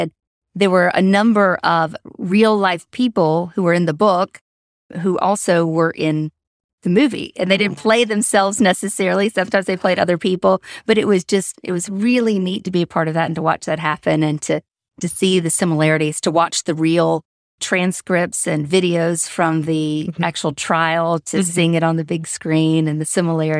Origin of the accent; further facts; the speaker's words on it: Greensboro, North Carolina, United States; So I grew up here in Greensboro and then went through all the Guilford County schools, graduated from Northwest Guilford, and went to UNC Chapel Hill Journalism School.